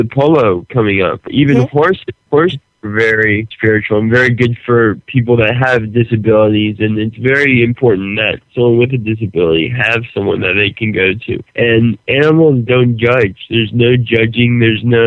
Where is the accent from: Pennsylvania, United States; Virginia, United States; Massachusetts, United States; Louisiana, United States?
Louisiana, United States; I'm from Louisiana.